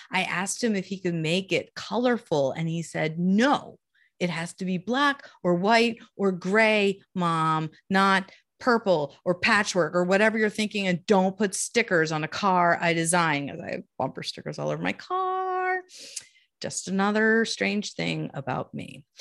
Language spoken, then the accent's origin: English; Columbia, Maryland, United States; now in Maine, United States; I grew up in Baltimore, D C area, Columbia, Maryland, to be exact